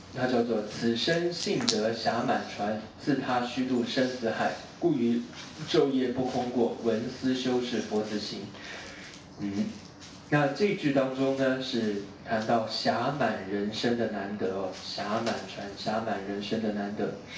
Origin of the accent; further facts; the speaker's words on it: Taiwan; moved away; also born or lived in Hong Kong; 你看我是我离开我家乡，我是台湾，我香港来好远哦